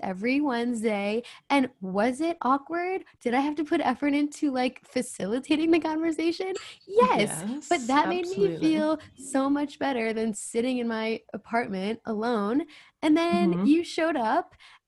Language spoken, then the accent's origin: English; New Jersey, United States; I'm from New Jersey